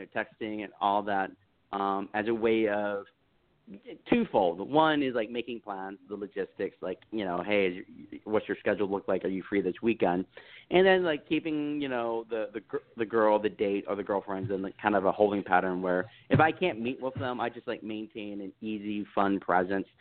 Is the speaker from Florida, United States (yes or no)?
no; Texas, United States; I was raised in the South. I was raised in Texas